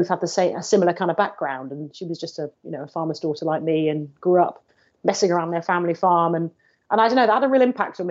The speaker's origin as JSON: {"language": "English", "area": "Cornwall", "region": "South West England", "country": "United Kingdom", "tie": "born or raised there", "said": "I grew up in Cornwall, where rugby's a really big deal."}